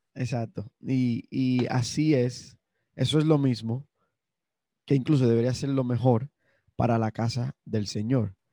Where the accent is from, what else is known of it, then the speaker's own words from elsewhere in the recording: Dominican Republic; somos los dominicanos